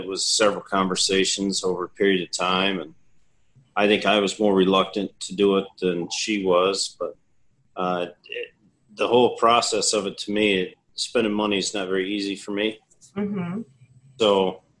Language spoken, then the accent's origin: English; Battle Creek, Michigan, United States; now in Texas, United States; Battle Creek, Michigan.